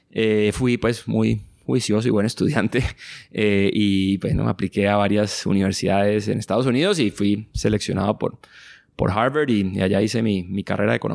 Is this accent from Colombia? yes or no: yes; Cali, Valle del Cauca, Colombia; Crecí en Cali y tuve una infancia muy feliz en el sur de Cali, que era una zona en esa época muy, digamos, poco desarrollada de alguna manera, con carreteras despavimentadas, con muchos ríos